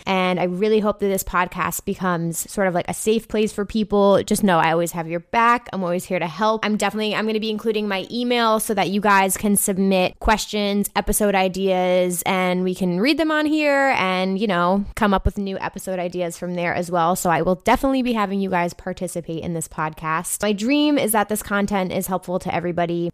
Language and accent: English; New Jersey, United States; I'm from New Jersey. I currently live in New Jersey.